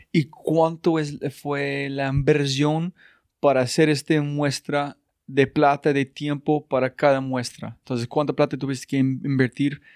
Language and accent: Spanish; United States; now in Colombia; soy gringo